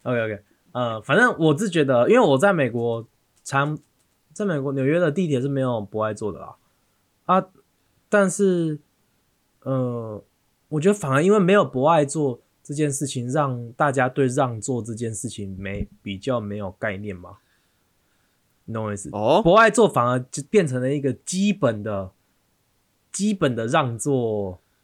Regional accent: Taiwan; 我们台湾人

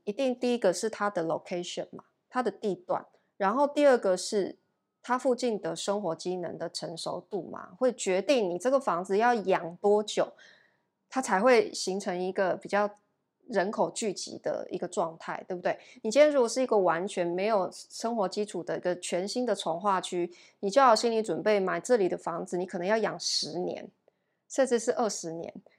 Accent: Taichung, Taiwan; moved away as an adult; now in Taipei, Taiwan; 像我是长期住台北，我是台中人，然后我毕业之后我就是住台北

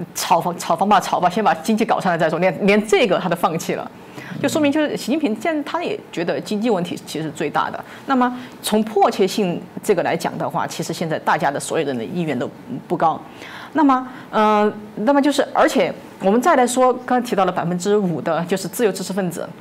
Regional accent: Chengdu, Sichuan, China; moved away; 我的家乡成都

